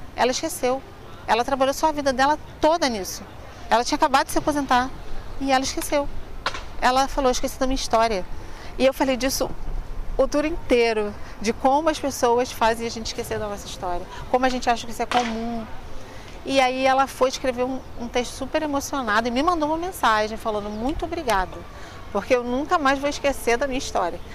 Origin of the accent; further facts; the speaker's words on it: Rio de Janeiro, Brazil; Eu nasci no Rio de Janeiro, em Madureira, que é o, o, bairro que eu moro ainda até hoje